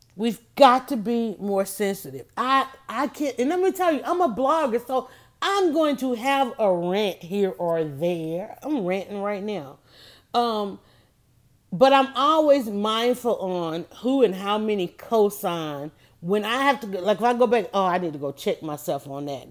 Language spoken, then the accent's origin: English; Atlanta, Georgia, United States; I grew up on Wichita Drive